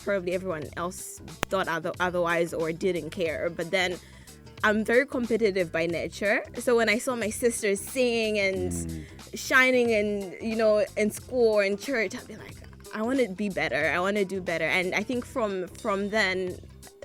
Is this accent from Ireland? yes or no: no; Malawi; growing up in Malawi, my childhood